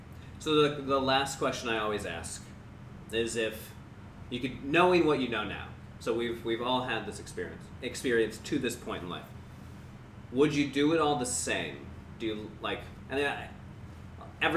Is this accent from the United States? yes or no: yes; United States; moved away as an adult; also born or lived in Chicago; now in Beijing, China; as an American speaking English